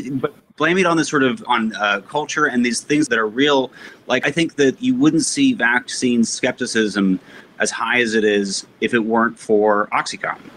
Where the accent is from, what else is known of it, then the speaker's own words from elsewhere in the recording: New York, United States; I grew up in New York